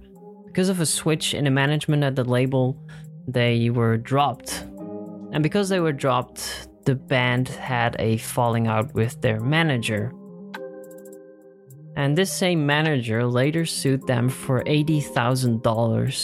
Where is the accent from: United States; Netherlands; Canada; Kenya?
Netherlands; in my home country, the Netherlands